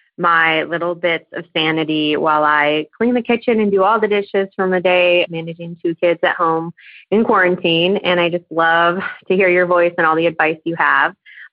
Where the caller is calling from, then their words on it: Austin, Texas, United States; I'm calling from Austin, Texas.